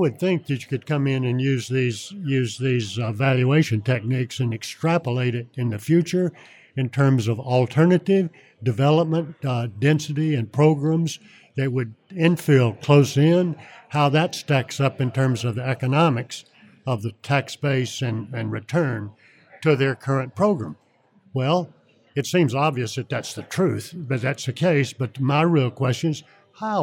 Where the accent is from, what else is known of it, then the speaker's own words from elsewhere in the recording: Atlanta, Georgia, United States; now in Mount Pleasant, United States; I'm from Atlanta and from Mount Pleasant right now.